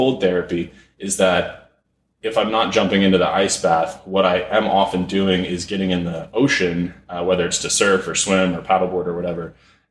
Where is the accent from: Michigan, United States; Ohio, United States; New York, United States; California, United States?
California, United States; Malibu; also born or lived in San Fernando Valley, California; we moved to Malibu, and I grew up here, went to Malibu High School